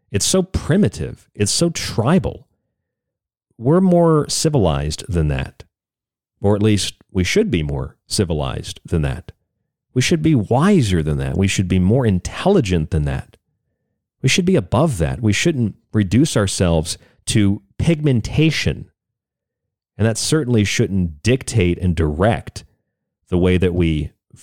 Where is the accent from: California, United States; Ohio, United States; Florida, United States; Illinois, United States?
Florida, United States; now in Arizona, United States; my home state of Florida